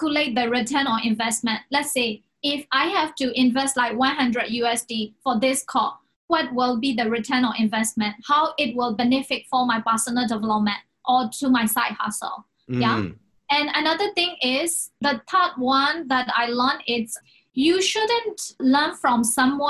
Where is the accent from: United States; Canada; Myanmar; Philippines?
Myanmar; now in Hong Kong; I came from Myanmar